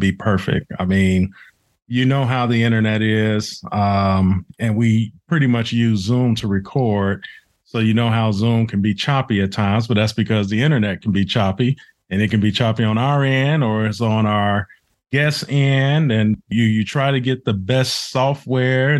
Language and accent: English; Chicago, Illinois, United States; moved away; I'm originally from Chicago